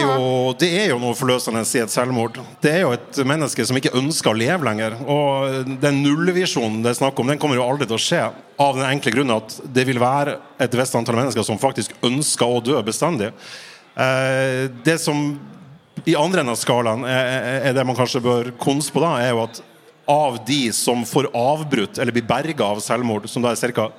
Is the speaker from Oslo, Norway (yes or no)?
no; Fauske, Nordland, Norway; jeg er fra Fauske i Nordland